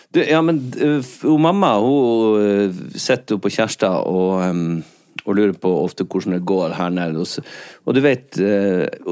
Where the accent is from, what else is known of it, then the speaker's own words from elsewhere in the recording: Skjerstad, Nordland, Norway; Akkurat på den flekken der jeg er fra